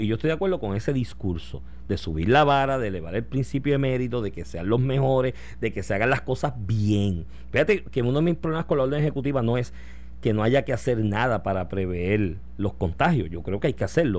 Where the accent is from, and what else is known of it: Puerto Rico